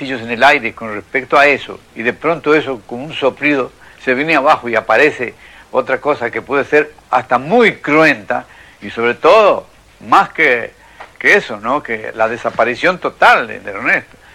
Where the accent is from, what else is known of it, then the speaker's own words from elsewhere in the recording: Buenos Aires, Argentina; born there; yo nací el año 1900, en pleno verano, verano de Buenos Aires